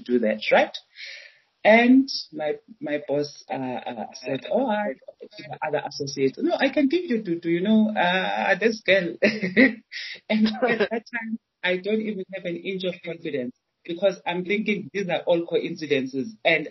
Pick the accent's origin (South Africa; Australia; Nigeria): South Africa; Johannesburg, Gauteng; also born or lived in Chiawelo, Soweto; I was born in Orlando, so Orlando, Eastern Soweto